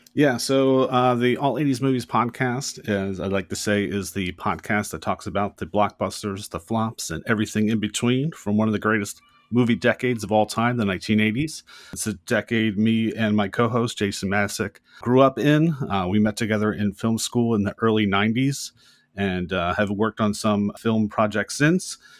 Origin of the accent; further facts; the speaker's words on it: United States; we as American audience